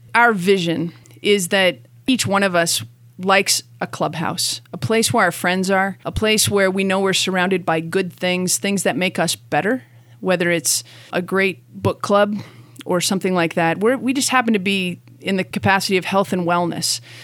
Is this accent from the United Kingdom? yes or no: no; Canada; moved away as an adult; now in Boulder, United States; I was raised in Canada